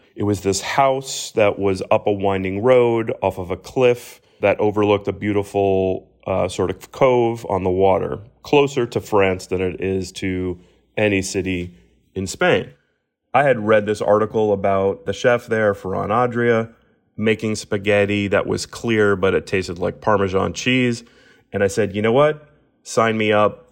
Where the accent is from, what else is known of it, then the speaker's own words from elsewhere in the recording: Miami, Florida, United States; the proud sort of hometown feels for me.